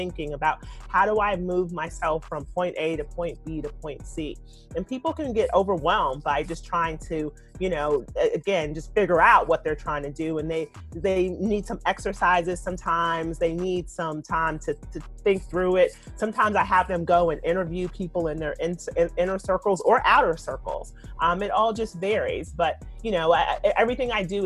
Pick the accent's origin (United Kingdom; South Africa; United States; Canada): United States; Louisiana; I'm from Louisiana